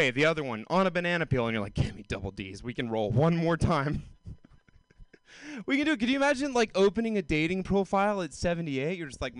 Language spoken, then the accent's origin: English; Georgia, United States; now in California, United States; from the South either. Like, cause I grew up in Georgia